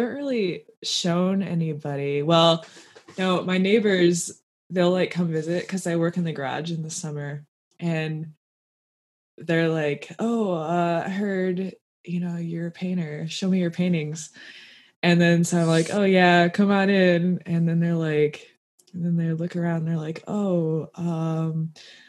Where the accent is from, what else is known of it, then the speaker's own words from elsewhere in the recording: Michigan, United States; I live in Michigan